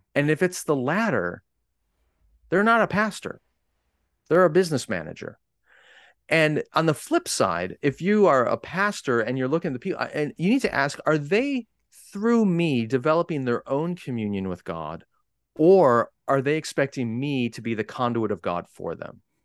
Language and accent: English; United States; I'm an American